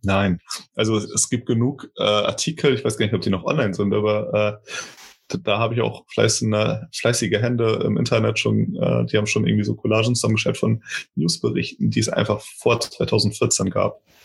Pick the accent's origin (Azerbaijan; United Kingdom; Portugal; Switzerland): Portugal; now in Germany; ich aus Portugal stamme und hier in Deutschland lebe